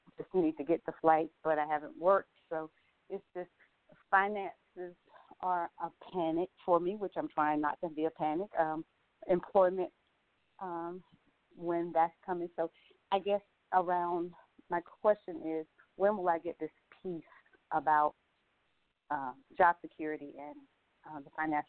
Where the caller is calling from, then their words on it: Atlanta, Georgia, United States; I'm calling from Atlanta, Georgia.